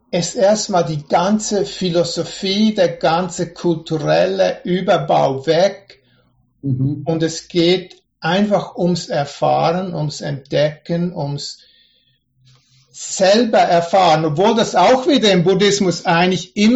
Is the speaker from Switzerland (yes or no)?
yes; Switzerland; Ich bin ja ursprünglich aus der Schweiz.